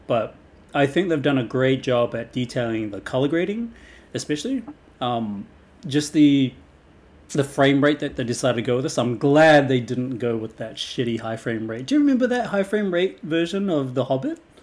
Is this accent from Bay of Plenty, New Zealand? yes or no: no; Wellington, New Zealand; it's from my hometown, Lord of the Rings. It was filmed in my backyard, practically.